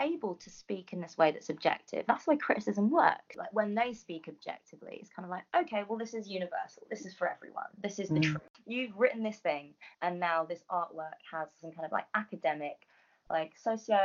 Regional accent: London, United Kingdom; a brown girl growing up in North London

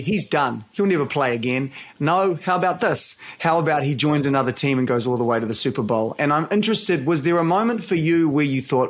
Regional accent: New Zealand; As a Kiwi

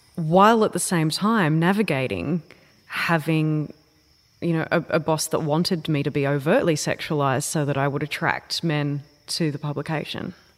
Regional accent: Wurrumbi, Australia; I grew up in a place called Wurrumbi. which no one has ever heard of.

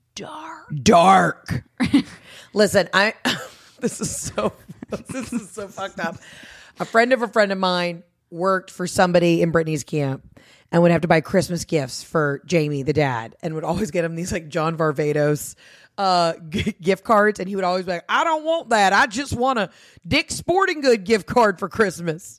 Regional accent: Georgia, United States; I'm from Georgia

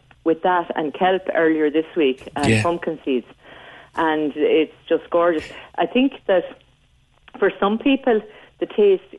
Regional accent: Waterford, Munster, Ireland; I'm from Waterford.

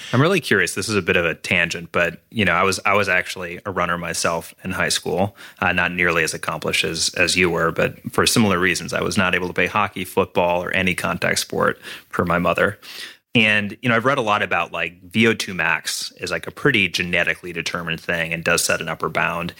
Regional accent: Minnesota, United States; I grew up in Minnesota

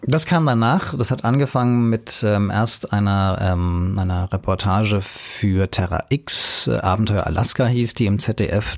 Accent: Hanau, Hesse, Germany; also born or lived in Munich; meine Heimatstadt Hanau in Hessen

